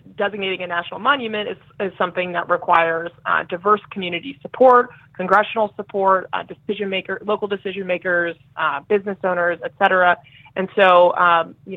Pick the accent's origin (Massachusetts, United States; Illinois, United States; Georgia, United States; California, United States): California, United States; I grew up right on the Pacific Ocean in California